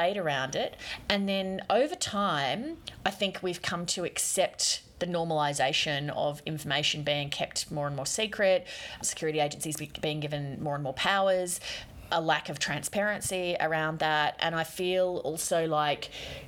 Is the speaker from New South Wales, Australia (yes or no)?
no; Queensland, Australia; accent: Queensland; I talk like a normal sort of Queensland person